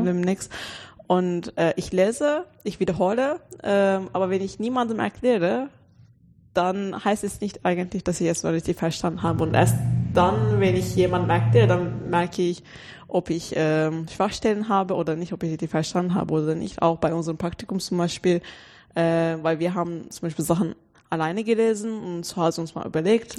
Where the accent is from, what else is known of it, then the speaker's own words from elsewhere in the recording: Turkey; German is a second language; moved away as an adult; now in Germany; ich komme aus der Türkei und dann ich war da auf der deutschen Schule